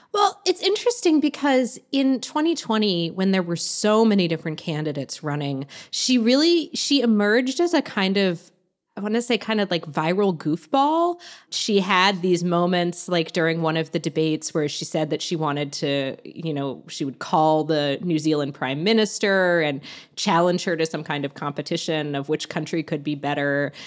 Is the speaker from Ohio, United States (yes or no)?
no; Virginia, United States; I'm from Virginia